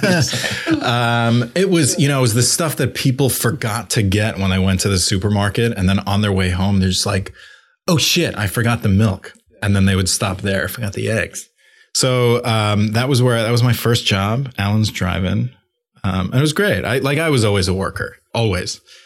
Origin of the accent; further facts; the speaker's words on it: Long Island, Five Towns, New York, United States; moved away as an adult; I grew up in Long Island.